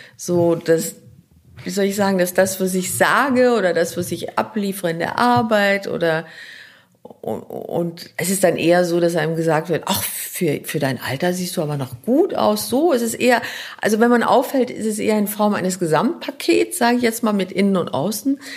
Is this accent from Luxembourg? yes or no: yes; Luxembourg; first language Luxembourgish; German is a second language; moved away; also born or lived in New York, United States; Ich würde jetzt Luxemburgisch als meine Muttersprache nehmen, die aus dem Bauch kommt. Luxemburgisch ist, da komme ich her, die kommt aus dem Bauch, die Sprache. Meine Kindheit, meine Schulzeit.